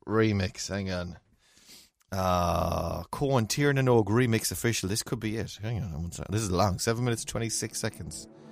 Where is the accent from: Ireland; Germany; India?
Ireland; as Irish people